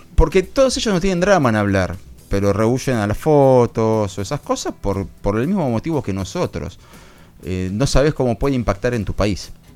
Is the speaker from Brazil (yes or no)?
no; Argentina; periodista de Argentina